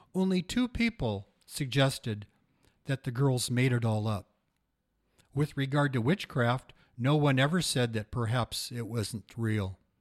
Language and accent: English; Portland, Oregon, United States; now in Astoria, United States; born and raised in Portland